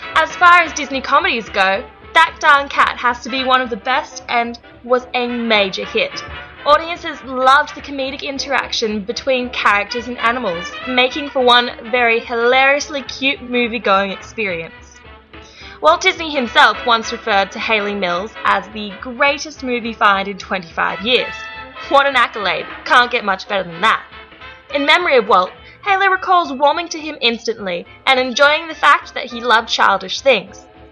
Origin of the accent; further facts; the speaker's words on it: Sydney, New South Wales, Australia; accent: Australian; my funny accent is coming to you all the way from Sydney, Australia